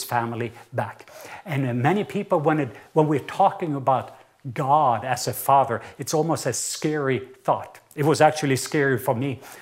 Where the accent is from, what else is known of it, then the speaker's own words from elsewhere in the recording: Southern Norway, Norway; accent: southern Norwegian; English is a second language; moved away; And the reason is, I am from the south part of Norway